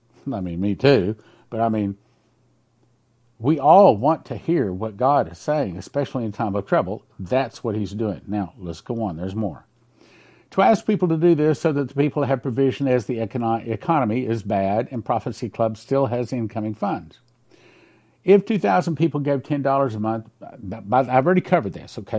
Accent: West Texas, United States; I grew up in West Texas in the heart of the oil company, our country, and I grew up with a pump jack literally across the street

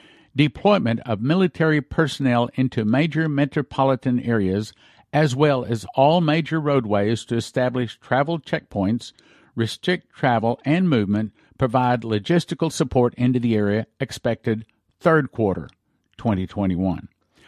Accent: Canada; As a Canadian, and more importantly, as a parent who wants a better future, not only for my children, but for others' children as well.

